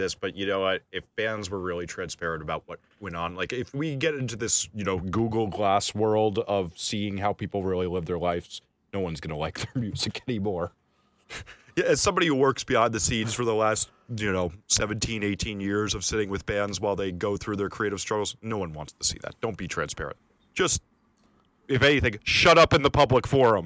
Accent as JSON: {"language": "English", "region": "New York", "country": "United States", "said": "I'm a New Yorker"}